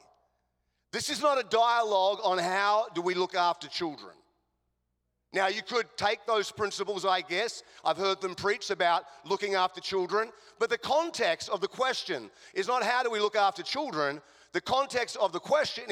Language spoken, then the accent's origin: English; Australia; accent: Australian; now in Chicago, United States; I'm an Australian